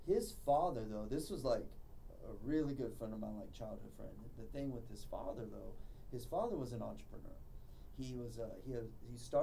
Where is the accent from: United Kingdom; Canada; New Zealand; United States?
United States; Dallas, Texas; I grew up in the Dallas area.